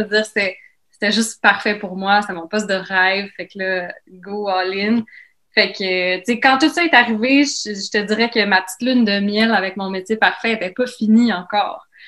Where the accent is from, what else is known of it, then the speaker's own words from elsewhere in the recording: Laval, Quebec, Canada; j'ai grandi à Laval